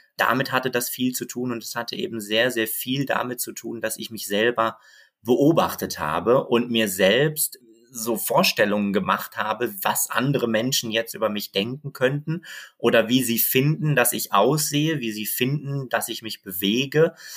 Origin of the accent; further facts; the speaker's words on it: Bochum, North Rhine-Westphalia, Germany; moved away; also born or lived in Berlin; ich bin in Bochum Bochum aufgewachsen